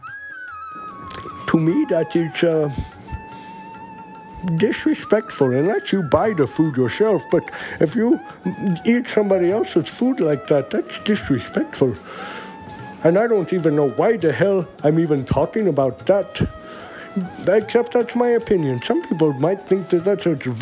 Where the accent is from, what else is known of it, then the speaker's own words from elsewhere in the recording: India; moved away; I'm from India with millions and millions